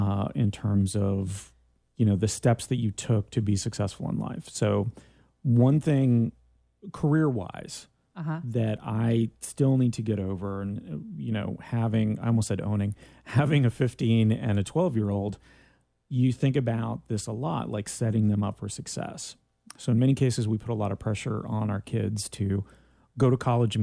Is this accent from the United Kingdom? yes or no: no; Canada; I'm from Canada. When can you vote here?